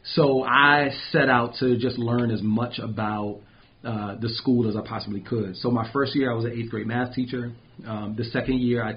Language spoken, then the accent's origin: English; Prince George's County, Maryland, United States; moved away; I am originally from Prince George's County, Maryland, just outside of D.C.